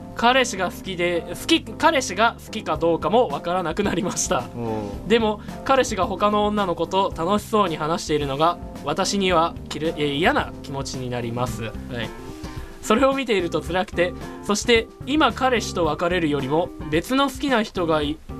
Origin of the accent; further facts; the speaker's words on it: Nagoya, Aichi, Japan; accent: Nagoya-ben; んか謎多い名古屋弁なんですごい